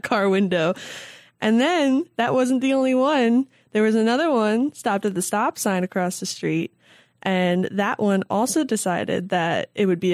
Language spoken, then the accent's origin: English; New York, United States; moved away as an adult; now in New Hampshire, United States; I am from New York